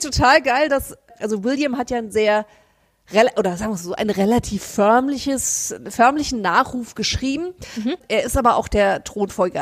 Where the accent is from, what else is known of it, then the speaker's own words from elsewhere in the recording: Frankfurt, Hesse, Germany; wir als Frankfurter Mädchen